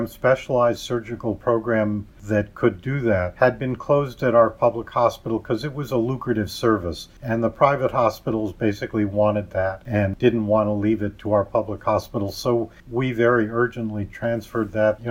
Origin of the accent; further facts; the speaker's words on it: New York, United States; I grew up in New York